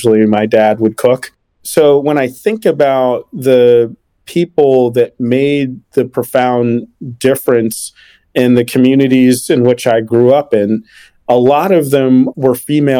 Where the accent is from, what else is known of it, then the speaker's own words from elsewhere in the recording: Washington, District of Columbia, United States; growing up in Washington, D.C.